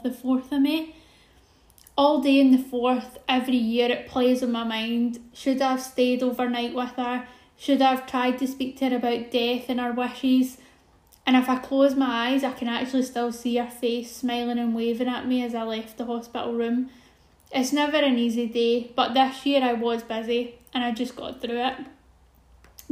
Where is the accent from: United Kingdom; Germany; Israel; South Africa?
United Kingdom; Glasgow, Scotland; I'm 32 from Glasgow in the UK